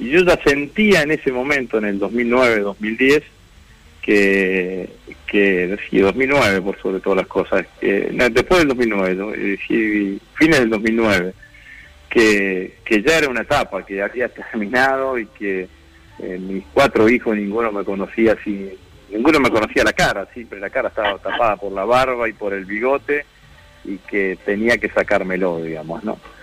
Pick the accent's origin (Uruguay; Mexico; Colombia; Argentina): Argentina; Vera, Santa Fe; mi pueblo, en Vera